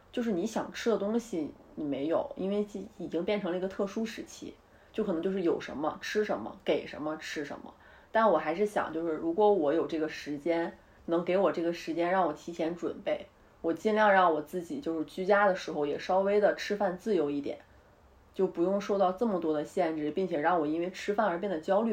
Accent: Northeast China, China; now in Beijing, China; 我们东北，我们东北老家吃米吃面

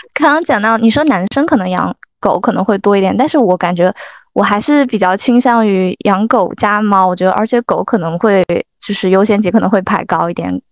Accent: the Northwest, Northwest China, China; moved away; also born or lived in Jiangnan / Greater Bay Area; 我来自大西北，一路南下求学，从江南到湾区

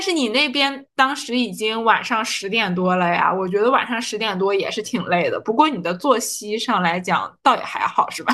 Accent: Harbin, Heilongjiang, China; now in Shanghai, China; 我现在对于我家乡哈尔滨的念想就在于我的亲人还在哈尔滨

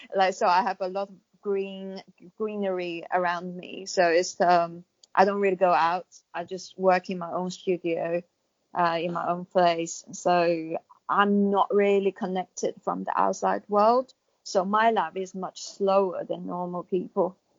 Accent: China; moved away; I was going to go back to China, but because I'm British national now

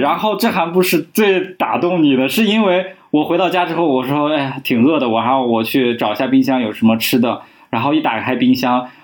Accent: northern China, China; moved away; 我们北方

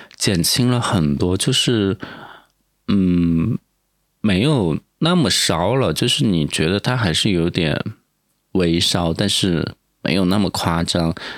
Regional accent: Sichuan, China; now in Sanya, China; 毕竟我也是个四川人，我就觉得感冒就应该去吃火锅

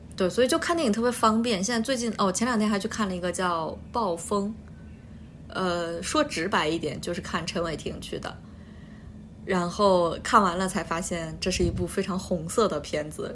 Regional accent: Anhui, China; accent: Anhui dialect (Hefei dialect); 我们用安徽方言沟通非常的顺利

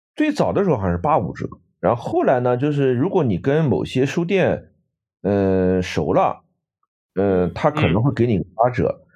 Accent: Nanjing, Jiangsu, China; now in Canada; 我们南京人都叫军人俱乐部

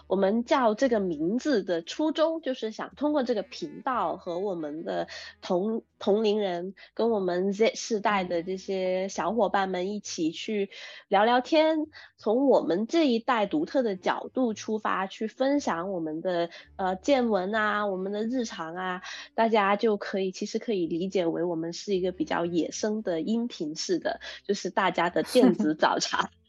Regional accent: Guangdong, China; 你有没有观察过我们广东这边的很这这个饮饮茶文化？

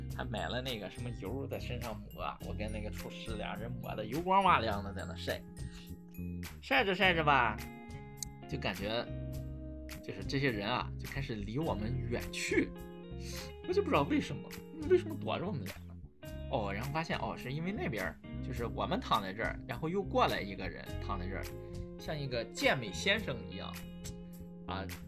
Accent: Shandong, China; 山东的啊

